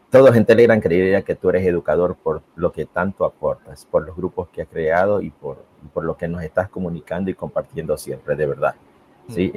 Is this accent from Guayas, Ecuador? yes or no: yes; Guayaquil, Guayas, Ecuador; me fui a la Facultad de Filosofía de la Universidad Estatal de aquí, de mi ciudad de Guayaquil